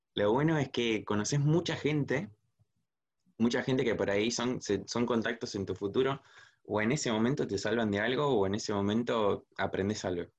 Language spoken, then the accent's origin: Spanish; Zárate, Buenos Aires Province, Argentina; por acá, por Zárate City, de donde soy sí. Zárate, provincia de Buenos Aires